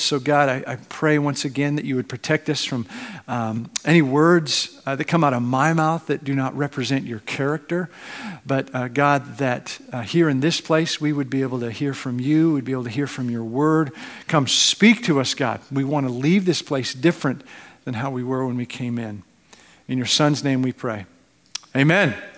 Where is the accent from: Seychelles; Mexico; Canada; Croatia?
Canada; now in United States; as a Canadian